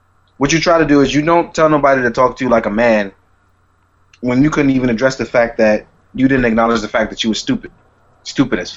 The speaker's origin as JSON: {"language": "English", "town": "New York City", "region": "New York", "country": "United States", "said": "being a New Yorker, we have New York life"}